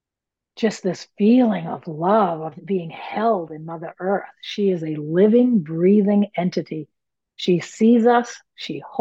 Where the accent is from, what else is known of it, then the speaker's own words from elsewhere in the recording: Maine, United States; I'm from Maine. Maine, we have mills, paper mills